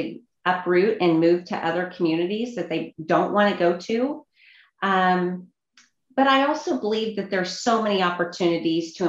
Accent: Kansas City, United States; Kansas City, which is my hometown

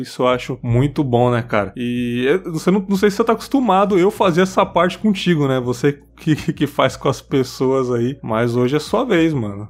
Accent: São Paulo, Brazil; moved away as an adult; now in Espírito Santo, Brazil; eu nasci ali, eu nasci no, Tatuapé, no hospital é. Tatuapé, é. que tava já é desativado, Cristo Rei ali. E eu fui criado até os sete anos em São Miguel Paulista

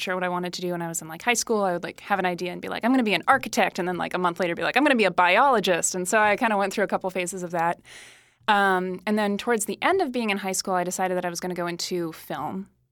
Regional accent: Derry, New Hampshire, United States; moved away as an adult; also born or lived in Massachusetts; now in Los Angeles, United States; I was born in Massachusetts, but I, I lived in New Hampshire from the time I was in, like, first grade until I graduated from high school

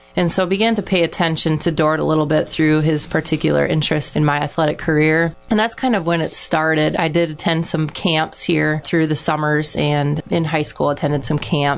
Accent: Iowa, United States; I loved being from a small town. I just remember trusting everybody.

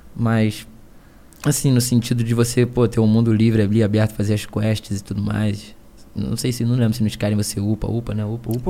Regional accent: Niterói, Rio de Janeiro, Brazil; Eu sou do Rio

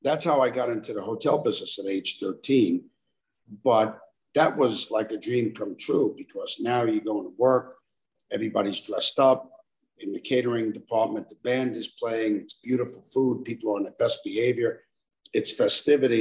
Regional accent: New York City, New York, United States; I was born and raised in Brooklyn, New York.

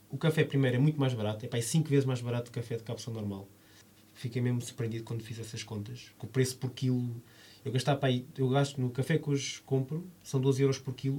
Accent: Lisbon, Portugal; eu vivi toda a minha vida em Alvalade

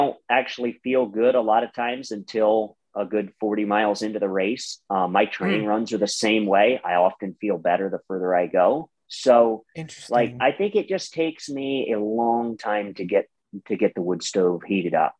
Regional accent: Ohio, United States; I'm from Ohio, you know, and we have some major hills in Ohio

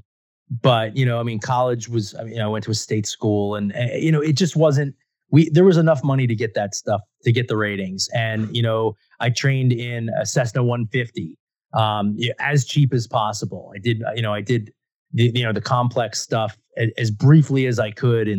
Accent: Philadelphia, Pennsylvania, United States; I grew up in the Philadelphia area

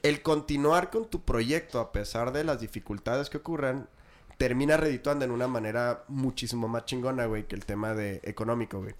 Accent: Chihuahua, Mexico; todos somos de Chihuahua

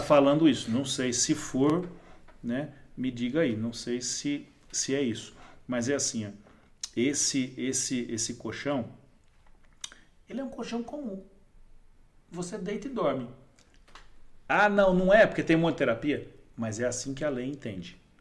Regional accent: Brazil; eu morava no Serraria. Né? Eu nasci no Serraria

